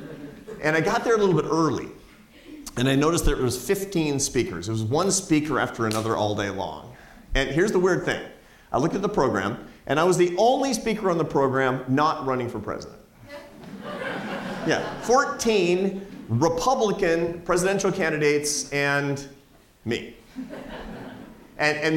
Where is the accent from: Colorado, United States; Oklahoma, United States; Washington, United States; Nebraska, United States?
Washington, United States; Seattle; It's my hometown. I grew up in Seattle, Washington.